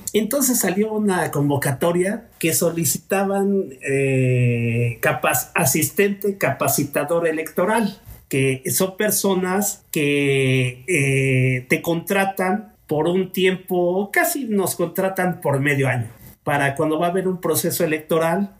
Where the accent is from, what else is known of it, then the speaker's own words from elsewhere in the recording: Mexico; como mexicanos